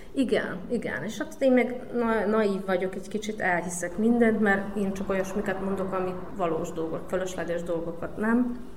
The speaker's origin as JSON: {"language": "Hungarian", "town": "Kanjiža", "region": "Vojvodina", "country": "Serbia", "tie": "born or raised there", "also_born_or_lived": "Subotica", "said": "Magyar kanizsai születésű vagyok, itt is nevelkedtem, itt is éltem, Szabadkán fejeztem be a középiskolát"}